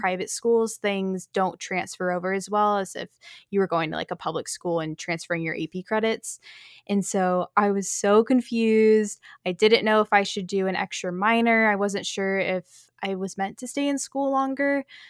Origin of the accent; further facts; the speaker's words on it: North Texas, United States; moved away as an adult; also born or lived in Chicago, Illinois / New York City; I was born in Chicago, but have pretty much lived here in Texas my whole life